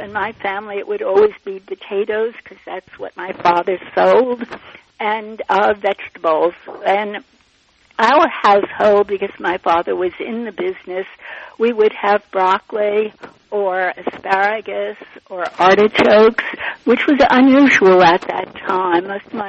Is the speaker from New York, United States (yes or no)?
yes; Long Island, New York, United States; I grew up on Long Island in a family. I had four siblings.